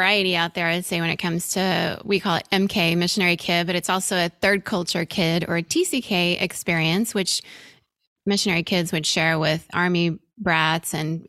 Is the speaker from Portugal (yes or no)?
no; Venezuela; And still to this day, I have just great friendships from my time growing up in Venezuela.